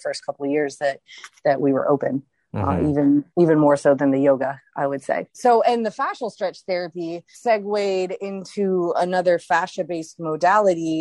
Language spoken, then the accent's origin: English; Baton Rouge, Louisiana, United States; moved away; I'm from Baton Rouge.